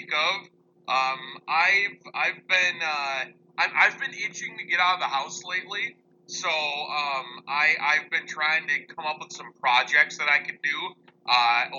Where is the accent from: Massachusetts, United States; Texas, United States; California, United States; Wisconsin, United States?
Wisconsin, United States; Hudson; I live in Hudson. I'm from Hudson, Wisconsin.